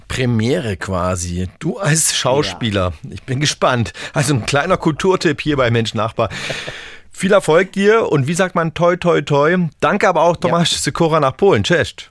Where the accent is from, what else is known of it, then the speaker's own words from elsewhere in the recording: Germany; bei uns in Deutschland